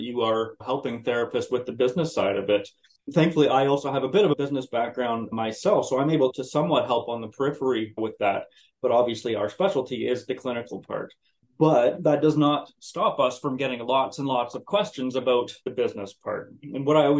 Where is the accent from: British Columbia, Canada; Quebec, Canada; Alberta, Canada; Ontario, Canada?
Ontario, Canada; North Bay; also born or lived in Ottawa, Ontario; now in Brockville, Canada; I'm actually from North Bay, Ontario, born and raised there